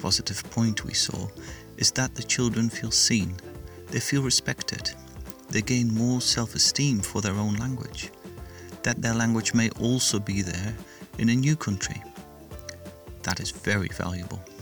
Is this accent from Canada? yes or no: no; United Kingdom; moved away; I'm British, but I've lived long enough outside